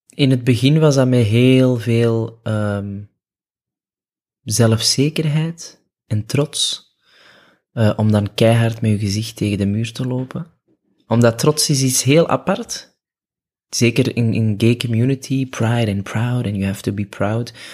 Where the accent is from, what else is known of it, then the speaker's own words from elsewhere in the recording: Antwerp, Flanders, Belgium; geboren in Antwerpen, opgegroeid op het Kiel